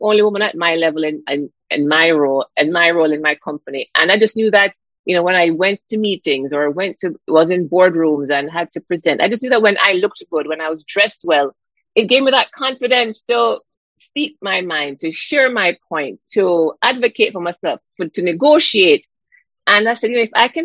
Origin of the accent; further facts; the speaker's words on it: Jamaica; growing up in Jamaica